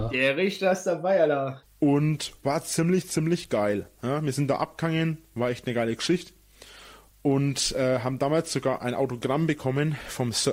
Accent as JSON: {"language": "German", "town": "Munich", "region": "Bavaria", "country": "Germany", "said": "Wir waren da, wir sind da früh hingefahren, weil wir sind ja aus München sind wir ja ziemlich weit weg"}